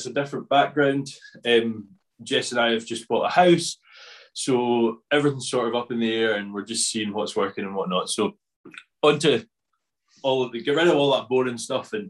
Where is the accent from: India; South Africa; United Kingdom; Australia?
United Kingdom; Scotland; I'm definitely not from Yorkshire, no. very much Scotland.